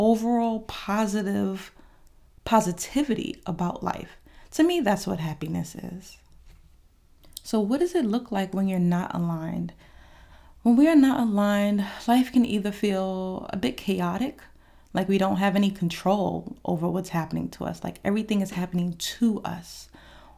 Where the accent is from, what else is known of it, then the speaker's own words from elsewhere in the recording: New York, United States; now in Georgia, United States; I am from New York